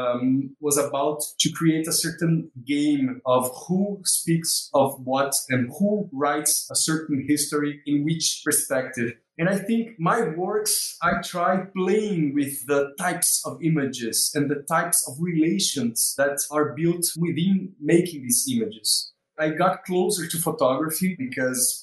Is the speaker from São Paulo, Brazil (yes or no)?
no; Maceió, Alagoas, Brazil; moved away as an adult; also born or lived in South Brazil; now in Recife, Brazil; I was born also in Maceió, this city 4 hours from Recife, and I came here in 2002